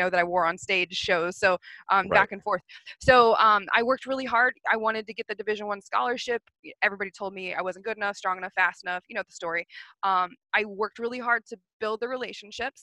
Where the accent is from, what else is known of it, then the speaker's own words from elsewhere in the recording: Texas, United States; I grew up in Texas